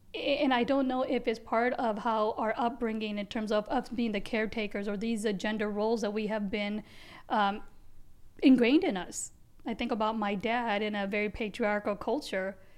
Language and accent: English; United States; also born or lived in Gujarat, India; Came to being raised in the second largest democracy, America.